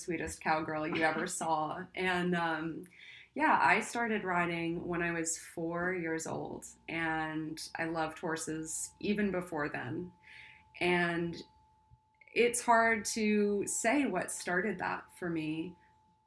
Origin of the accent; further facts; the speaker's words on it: Long Island, New York, United States; now in Los Angeles, United States; I grew up on Long Island as a kid, I had a horse on my property